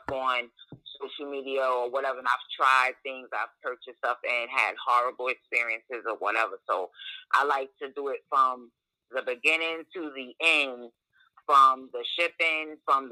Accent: New York City, New York, United States; moved away as an adult; also born or lived in Virginia; I was born and raised in Brooklyn.

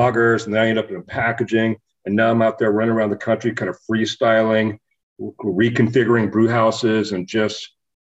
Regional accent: California, United States; moved away; also born or lived in Bend, Oregon / Phoenix, Arizona / Paso Robles, California; I'm originally from California

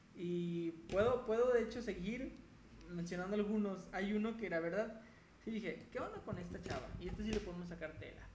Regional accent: Mexico; also born or lived in León, Guanajuato

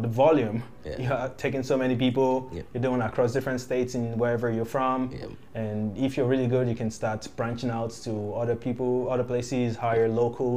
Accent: Nigeria; moved away; I'm from Nigeria

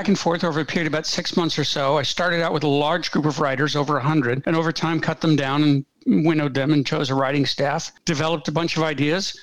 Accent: United States; I grew up in America in the 1960s

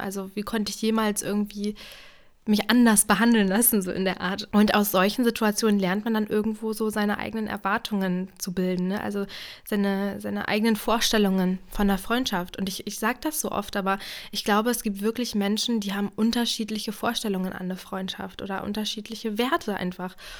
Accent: Brandenburg, Germany; moved away as an adult; also born or lived in Jena, Thuringia; ich komme ja aus Brandenburg

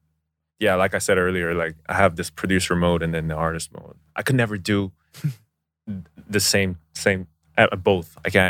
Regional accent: United States; moved away as an adult; now in South Korea; me being Korean American…

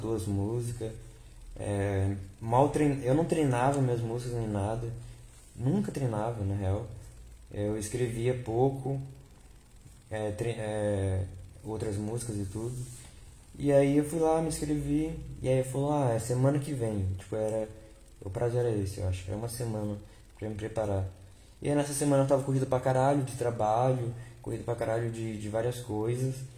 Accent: Vale do Paraíba, São Paulo, Brazil; eu sou de São Paulo. Eu sou do, do Vale do Paraíba

